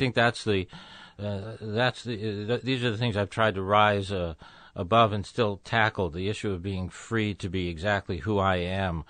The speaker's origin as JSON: {"language": "English", "town": "Tucson", "region": "Arizona", "country": "United States", "tie": "born or raised there", "also_born_or_lived": "Chicago / Los Angeles", "moved": "as an adult", "said": "moved to Arizona when I was two, so I grew up in the desert"}